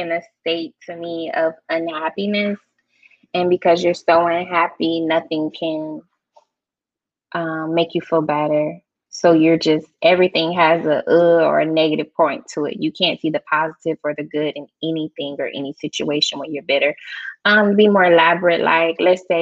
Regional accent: Georgia, United States; I'm a Georgia peach

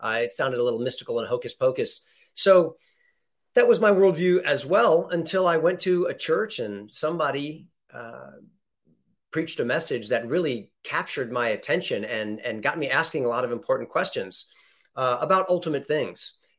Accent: California, United States; Born here.

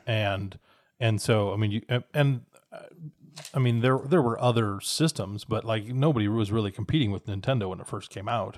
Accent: Minnesota, United States; in my childhood, growing up in Minnesota

